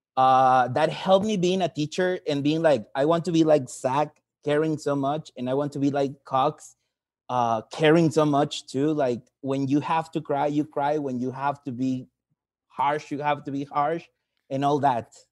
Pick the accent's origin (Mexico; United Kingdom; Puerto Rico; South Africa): Mexico; English is a second language; I'm from Mexico